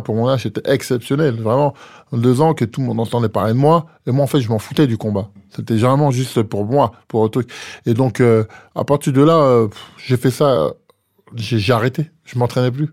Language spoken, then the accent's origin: French; France; je suis français